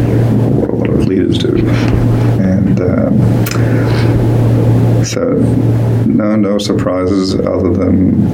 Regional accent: St Kilda, Victoria, Australia; also born or lived in India; I think, again, very lucky to have grown up around St Kilda and seen a lot of real life, and also growing up in India in some very big cities

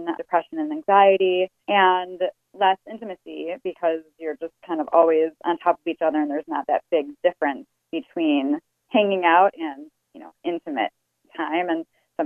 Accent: Chicago, Illinois, United States; moved away; I'm actually originally from Chicago

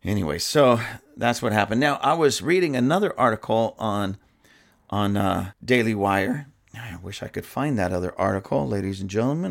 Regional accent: Lancaster, California, United States; my own hometown, Palmdale, Lancaster, or actually in my hometown, Lancaster

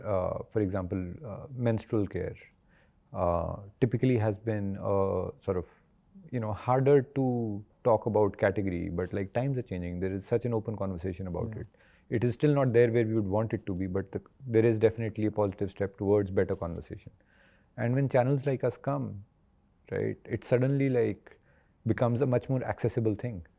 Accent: India; looking at India has just been that, when I go back to my hometown, I go back to a lot of these places, which are what we'd call tier 3, tier 4 cities.

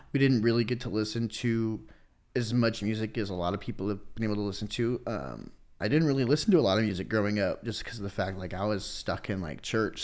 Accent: Kansas City, Missouri, United States; also born or lived in North Iowa / Florida; when we were kids, I think like six or seven, we moved down to Kansas City and I've lived here until I was like twenty-one

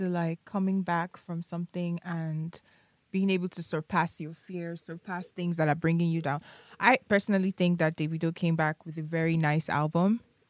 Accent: Nigeria; As a Nigerian

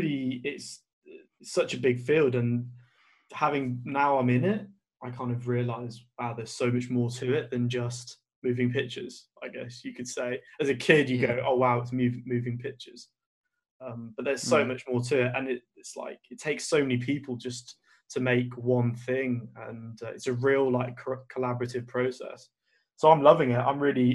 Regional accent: Birmingham, West Midlands, United Kingdom; both of us growing up in Birmingham, something that happens to me all the time is like people say, oh, you don't sound like you're from Birmingham.

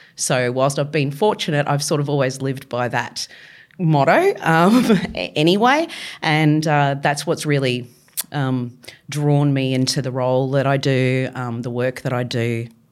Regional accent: Victoria, Australia; moved away; I grew up in Victoria

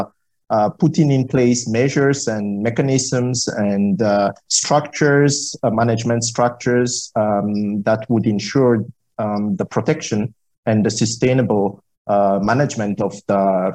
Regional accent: Madagascar; I'm from Madagascar. Born there, raised there

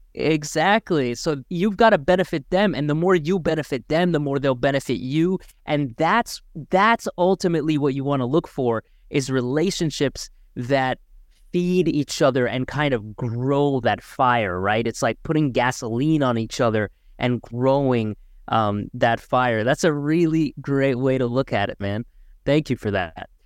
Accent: Markham, Ontario, Canada; Alex and I grew up in Markham, the Greater Toronto Area

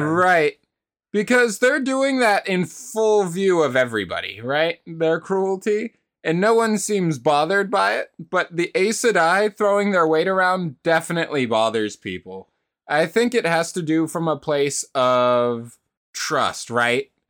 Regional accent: United States; Just as an American

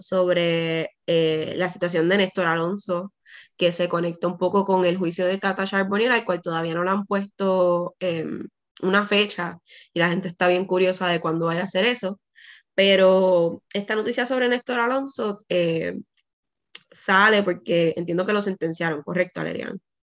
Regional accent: Puerto Rico; en Puerto Rico sí somos caribeños

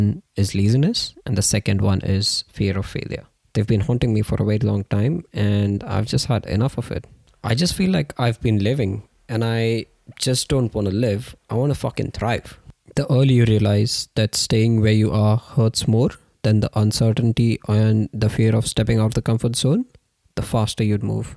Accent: India; moved away as an adult; born and raised in India

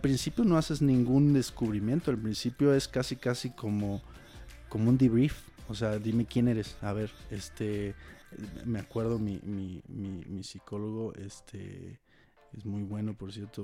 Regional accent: Querétaro, Mexico; moved away as an adult; now in Mexico City, Mexico; yo soy de Querétaro

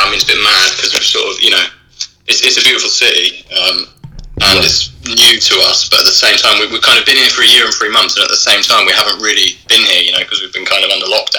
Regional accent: London, United Kingdom; moved away as an adult; now in Valencia, Spain; I'm from London originally, but I live in Valencia now. We're on Madrid time, that's the time zone.

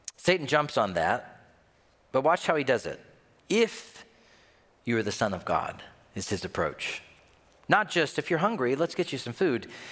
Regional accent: Tennessee, United States; now in Minnesota, United States; I'm from Tennessee

